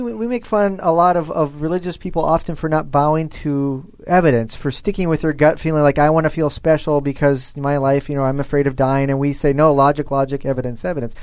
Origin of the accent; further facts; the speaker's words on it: Nebraska, United States; I'm from Nebraska, the beef state